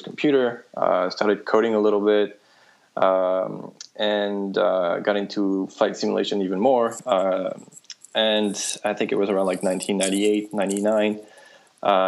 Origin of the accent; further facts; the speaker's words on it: Lyon, Auvergne-Rhône-Alpes, France; moved away; I grew up in France, in Lyon